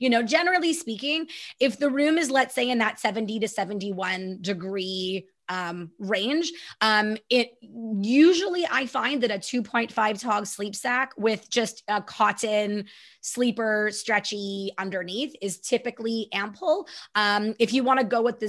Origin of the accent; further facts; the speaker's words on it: Canada; I'm so Canadian